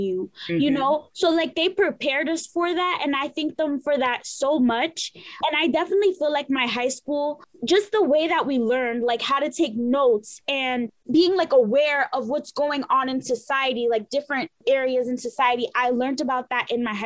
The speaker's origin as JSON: {"language": "English", "town": "New York City", "region": "New York", "country": "United States", "tie": "born or raised there", "said": "I grew up in Mott Haven, the South Bronx of the Bronx."}